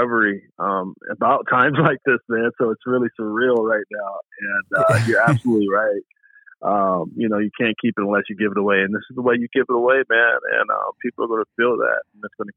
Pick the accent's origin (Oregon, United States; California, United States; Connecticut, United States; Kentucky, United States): Oregon, United States; Portland; also born or lived in Birmingham, Alabama; now in Alaska, United States; raised in Portland, Oregon